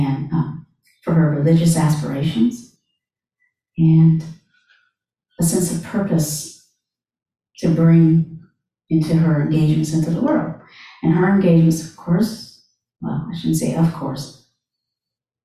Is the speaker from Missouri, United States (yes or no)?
no; North Carolina, United States; growing up in America, born in 1967, in North Carolina